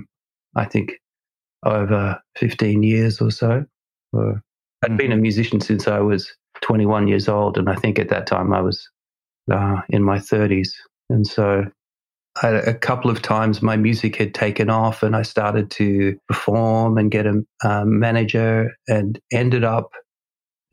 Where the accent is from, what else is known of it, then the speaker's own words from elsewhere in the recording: Australia; moved away; I'm originally from Australia